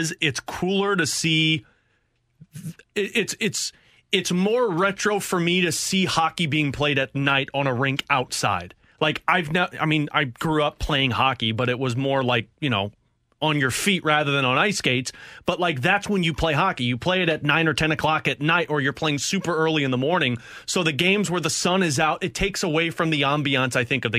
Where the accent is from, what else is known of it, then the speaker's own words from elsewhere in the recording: St. Louis, Missouri, United States; we're from St. Louis